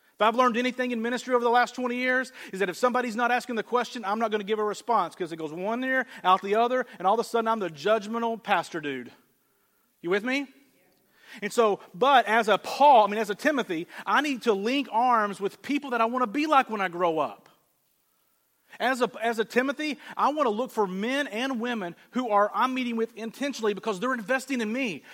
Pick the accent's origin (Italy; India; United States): United States; the South; moved away; I grew up in the South